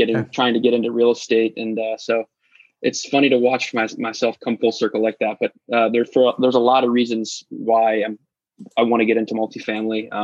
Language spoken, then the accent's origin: English; Cincinnati, Ohio, United States; now in Dayton, United States; about 40 minutes north of where I grew up in Cincinnati